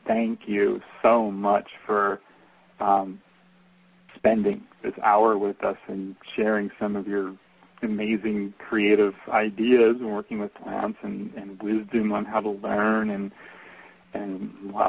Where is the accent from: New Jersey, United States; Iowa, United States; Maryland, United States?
New Jersey, United States; now in Northwest, United States; I'm from New Jersey